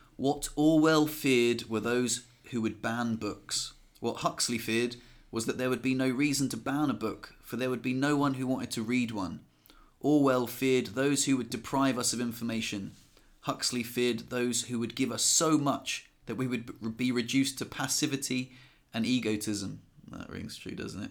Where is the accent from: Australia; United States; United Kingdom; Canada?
United Kingdom; England; now in France; we're English and we live in France